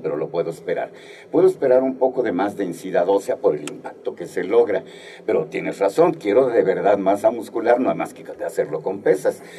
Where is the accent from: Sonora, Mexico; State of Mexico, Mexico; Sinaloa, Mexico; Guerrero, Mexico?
Guerrero, Mexico; moved away; Yo soy del estado de Guerrero y desde que vivía en mi pueblo natal, igual a Guerrero, uno de los pueblos más famosos desafortunadamente ahorita en México